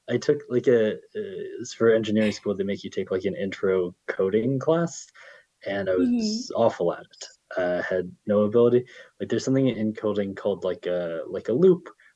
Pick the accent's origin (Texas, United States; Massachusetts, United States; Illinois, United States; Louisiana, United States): Illinois, United States; now in New York City, United States; I grew up in Illinois